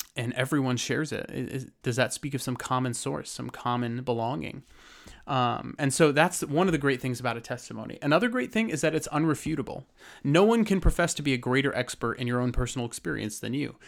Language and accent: English; Lake Arrowhead, California, United States; So I grew up in Lake Arrowhead, California, in the mountains of San Bernardino